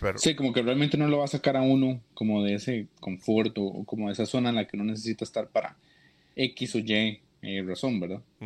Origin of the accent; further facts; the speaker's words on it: Costa Rica; yo soy de Costa Rica